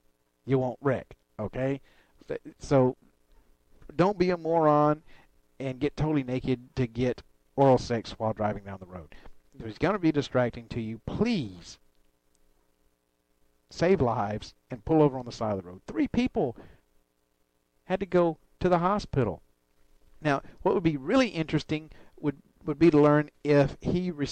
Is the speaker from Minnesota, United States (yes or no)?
no; Alabama, United States; moved away; I come from Alabama